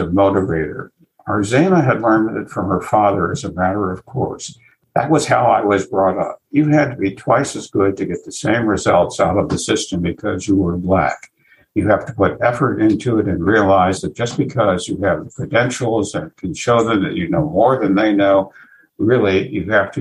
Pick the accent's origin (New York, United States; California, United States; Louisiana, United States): New York, United States; New York City; I had been born in New York City and grown up